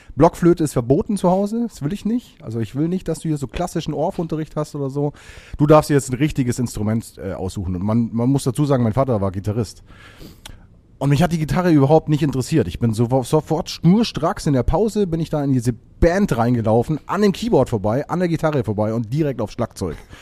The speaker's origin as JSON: {"language": "German", "region": "Bavaria", "country": "Germany", "said": "Ich komme eigentlich aus Bayern"}